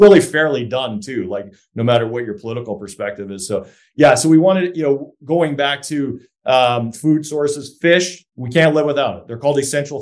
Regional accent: Canada; I'm a Canadian tree hugger by nature

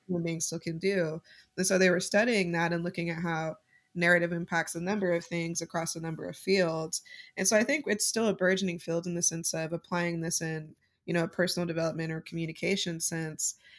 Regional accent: Utah, United States; while I was growing up in Utah

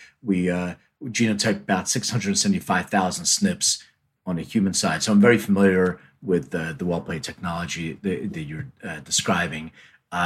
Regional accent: Philadelphia, Pennsylvania, United States; born or raised there; also born or lived in Lithuania

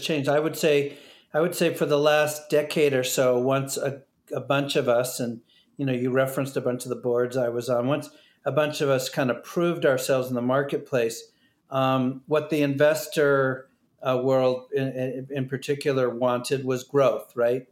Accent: New Hampshire, United States; I grew up in New Hampshire

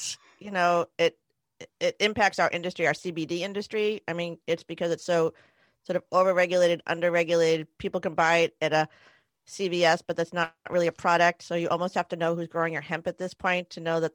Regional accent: United States; As an American

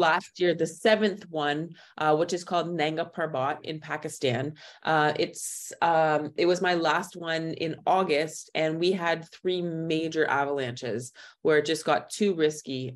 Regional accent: Thunder Bay, Ontario, Canada; moved away as an adult; also born or lived in Waterloo / Western Australia; now in Kathmandu, Nepal; I'm originally from Thunder Bay

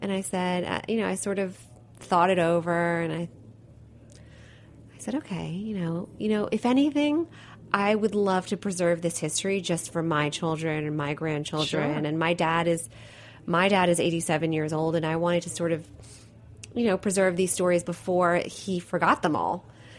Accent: Italy; born there; I was born in Italy, so it's just in the DNA.

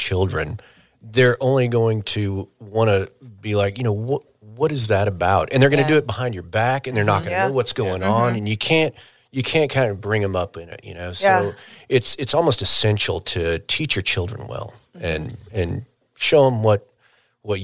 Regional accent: Pauls Valley, Oklahoma, United States; We're all from Paul's Valley

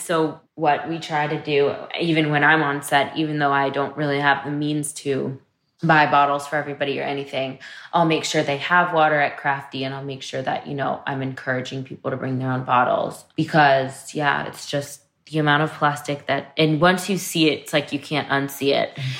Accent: New York, United States; growing up in Manhattan

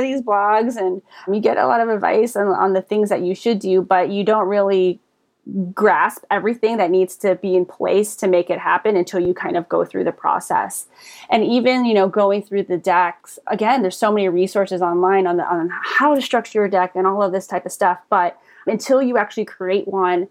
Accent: Pasadena, California, United States; also born or lived in San Diego; I was born in Pasadena and just grew up here, went as far as San Diego for college and came right back up

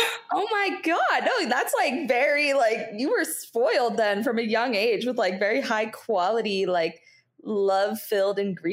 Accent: Fort Lauderdale, Florida, United States; I'm from like the Fort Lauderdale area. So around, it's, I don't know if you probably don't know the area at all, but it's a suburb of Fort Lauderdale

